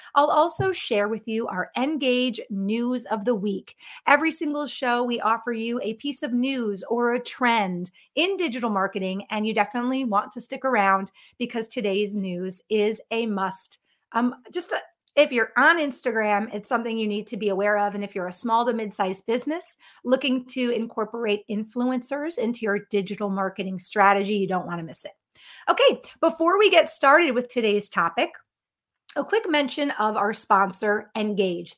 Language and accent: English; Connecticut, United States; moved away; I'm originally from Connecticut